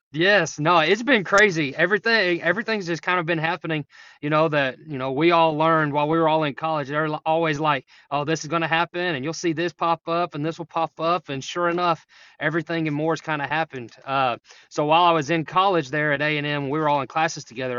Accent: Jefferson, Texas, United States; now in Sulphur Springs, United States; I'm from Jefferson, so I'm back Piney Woods, right on the border of Oklahoma, or, uh, Louisiana and Texas

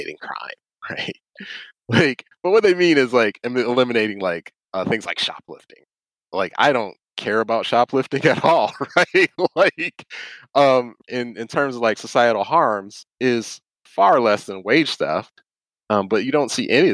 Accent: Detroit, Michigan, United States; I grew up in Detroit

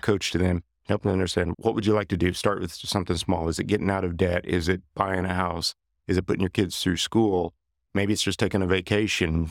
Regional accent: Johnson City, Kansas, United States; moved away as an adult; now in Wichita, United States; I had been introduced to composites in a small aircraft mod shop that I worked at in my hometown of Johnson City, Kansas

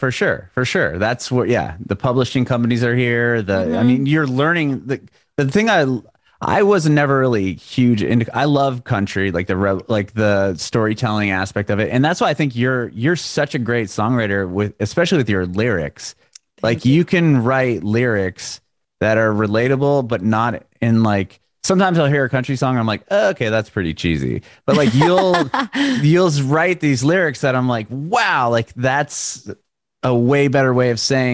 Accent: San Diego, California, United States; now in Nashville, United States; I came from San Diego. I came from California and I moved here in February of last year.

